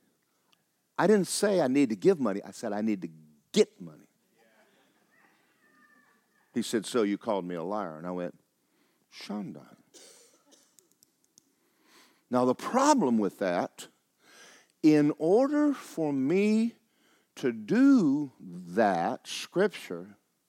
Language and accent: English; Georgia, United States; I was raised in Georgia